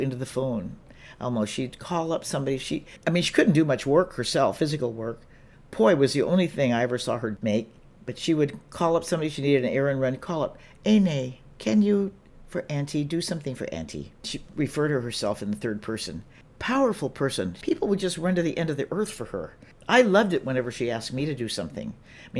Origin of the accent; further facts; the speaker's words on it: Hemet, California, United States; also born or lived in Wahiawa, Hawaii; I'm from Hemet, California, Hemet, San Jacinto